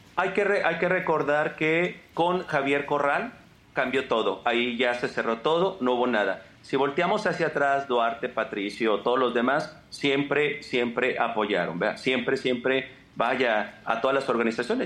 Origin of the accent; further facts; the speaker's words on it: Mexico; somos mexicanos, estamos en una frontera.